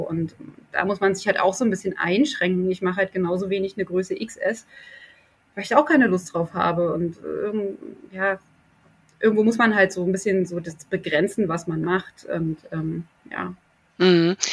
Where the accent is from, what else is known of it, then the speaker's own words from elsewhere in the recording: East Germany, Germany; now in Berlin, Germany; der erste Teil meiner Kindheit in der DDR stattgefunden hat